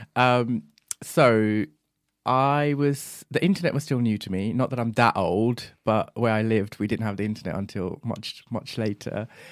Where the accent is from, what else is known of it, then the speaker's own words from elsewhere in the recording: Bahrain; moved away; also born or lived in Sri Lanka; I was born and raised in Bahrain and, uh, my parents are from Sri Lanka, so I grew up between those two countries.